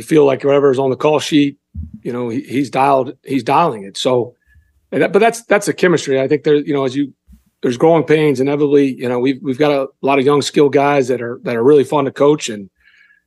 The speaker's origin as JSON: {"language": "English", "town": "Memphis", "region": "Tennessee", "country": "United States", "said": "I'm from Memphis"}